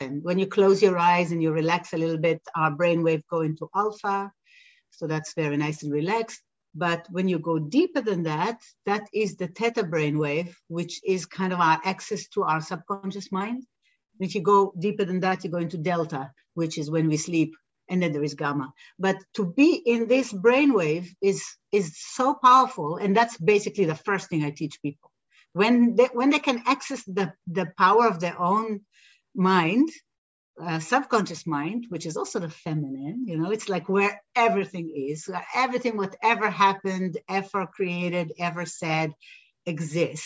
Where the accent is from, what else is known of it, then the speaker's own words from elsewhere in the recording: Jerusalem, Jerusalem District, Israel; I grew up in Israel, so I was born in Jerusalem and I grew up in a Western Israel society